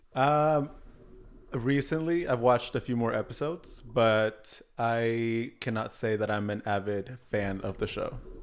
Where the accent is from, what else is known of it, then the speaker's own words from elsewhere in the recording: Oregon, United States; also born or lived in Oaxaca, Mexico; I was born in Mexico, but I was raised in Oregon and specifically live in Portland, Oregon now